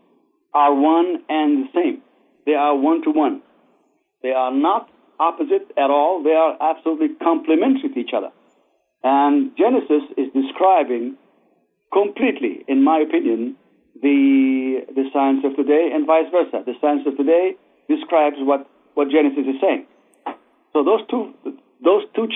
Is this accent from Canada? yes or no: no; Israel; moved away as an adult; also born or lived in Baghdad, Iraq; now in United States; I grew up in Israel and went to, of course, the Israeli army and then to the Technion in Israel